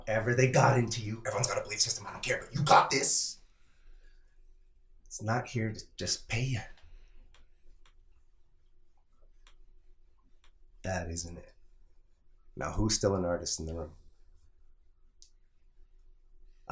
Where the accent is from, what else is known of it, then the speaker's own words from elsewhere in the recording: Toronto, Ontario, Canada; also born or lived in Calgary; I am from Toronto, and I ride public transit. My dad worked for the TTC